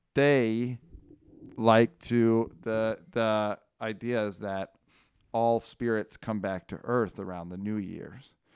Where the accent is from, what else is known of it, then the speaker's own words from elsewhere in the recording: Northern California, United States; now in Los Angeles, United States; in my hometown now